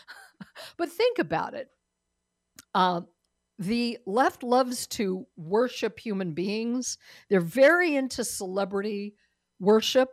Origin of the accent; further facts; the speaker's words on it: United States; I'm not a Brit, I'm an American